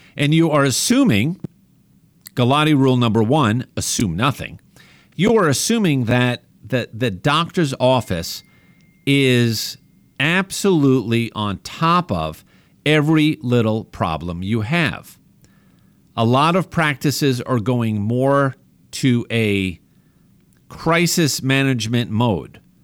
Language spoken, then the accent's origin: English; New York, United States; accent: New York; as my family makes fun of me with my New York accent